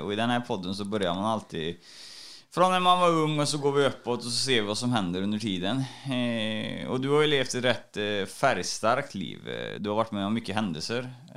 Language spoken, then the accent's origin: Swedish; Trollhättan, Västra Götaland, Sweden; i Kronogården i Trollhättan där jag är ifrån